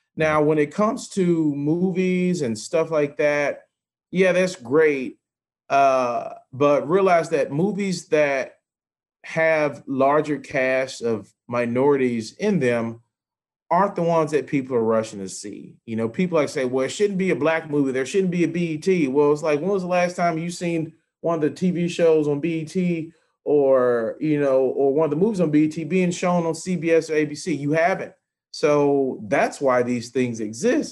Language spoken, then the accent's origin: English; Memphis, Tennessee, United States; I'm from the South. I mean, granted, Memphis is a blue dot